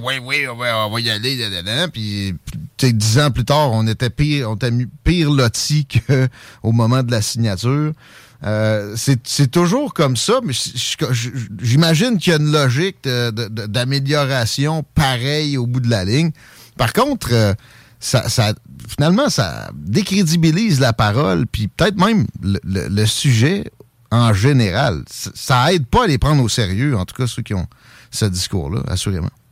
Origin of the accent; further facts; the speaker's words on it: Canada; je suis un Canadien français, mes ancêtres sont ici depuis les années 1600.